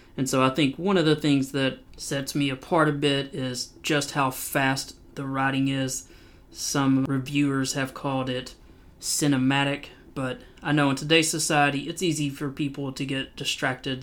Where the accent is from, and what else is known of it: Knoxville, Tennessee, United States; born or raised there